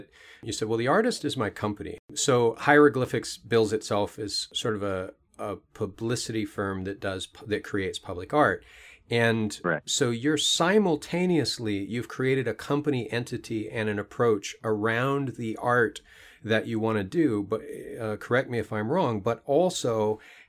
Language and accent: English; Minnesota, United States; I grew up in Minnesota